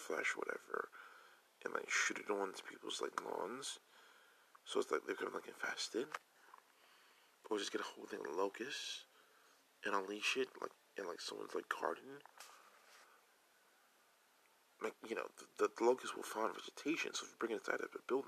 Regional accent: Newark, New Jersey, United States; I'm from Newark

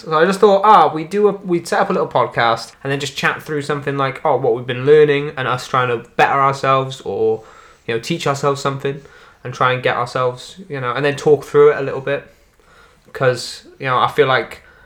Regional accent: Wales, United Kingdom; accent: Welsh; I am a Welsh boy, a mere Welsh boy

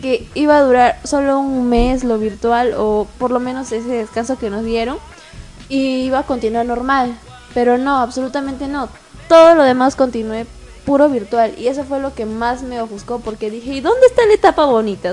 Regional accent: Tacna, Peru; Yo también soy de Tacna

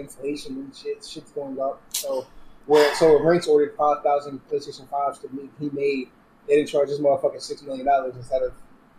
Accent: New York City, New York, United States; I'm from New York

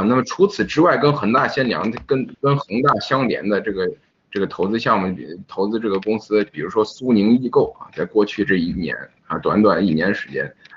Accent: Henan, China; 作为一个河南人

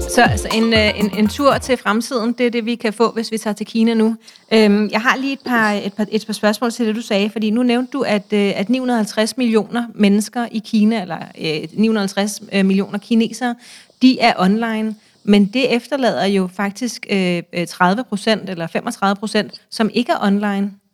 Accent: Denmark; som barn i Danmark

